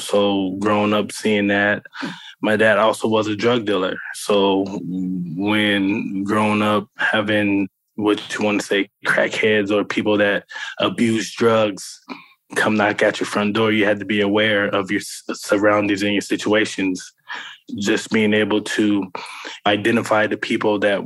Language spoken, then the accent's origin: English; Avondale, Arizona, United States; I grew up in Avondale, Arizona